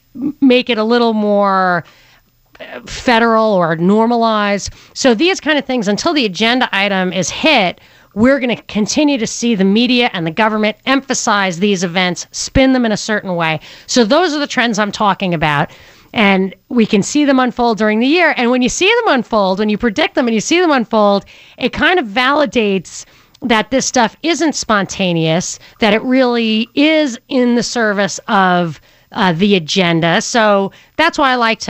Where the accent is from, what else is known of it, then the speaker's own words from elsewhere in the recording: outside of New York, United States; moved away; growing up outside of New York